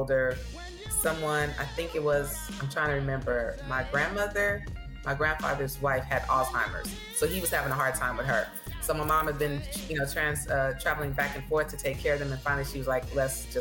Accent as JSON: {"language": "English", "town": "Oakland", "region": "California", "country": "United States", "tie": "born or raised there", "also_born_or_lived": "Houston, Texas", "moved": "yes", "lives_now": "Texas, United States", "said": "I was born in Houston, Texas. So at the age of 6, my mom decided to leave my dad. And she drove myself and my two brothers across the country to California. So we were raised in Oakland"}